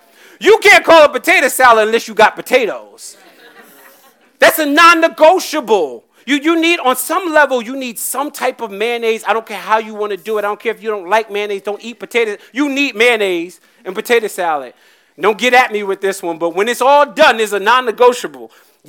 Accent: North Carolina, United States; also born or lived in Virginia; We grew up in North Carolina and Virginia.

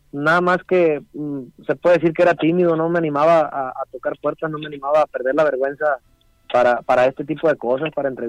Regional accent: Guamúchil, Sinaloa, Mexico; ya había pertenecido a, a algunas agrupaciones locales allá en mi pueblo, en Guamuchil.

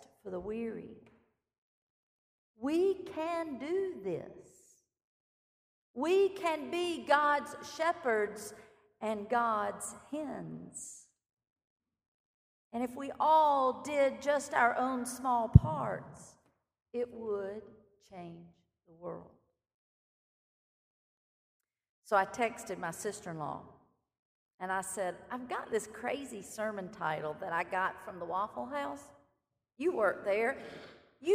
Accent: Clinton, South Carolina, United States; My hometown is Clinton, South Carolina

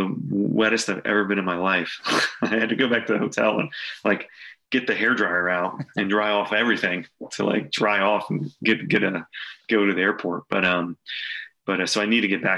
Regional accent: Philadelphia, Pennsylvania, United States; growing up in Philly

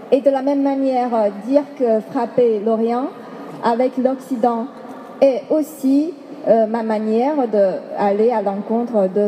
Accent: China; puisque je viens de la Chine, on aura peut-être tendance à penser que, à relier tout de suite euh, à ce projet à des spécificités, spécificités chinoises.

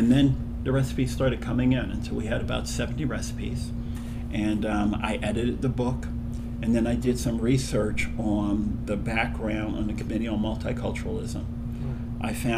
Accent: Philadelphia, Pennsylvania, United States; also born or lived in Aiken, South Carolina; I was born in Aiken, South Carolina, and we moved to Philadelphia.

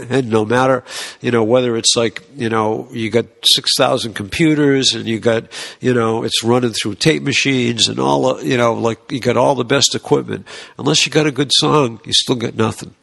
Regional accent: Boston, Massachusetts, United States; we're from Boston

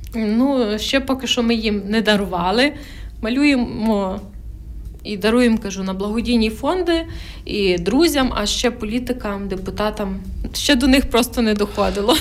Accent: Khmelnytskyi Oblast, Ukraine; я теж з Хмельницької області

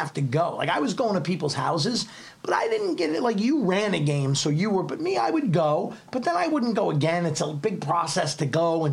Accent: New York City, New York, United States; moved away as an adult; also born or lived in Wyckoff, New Jersey; I'm a kid from Staten Island.

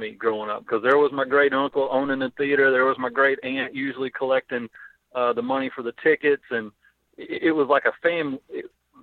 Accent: Piggott, Arkansas, United States; I grew up in Piggott

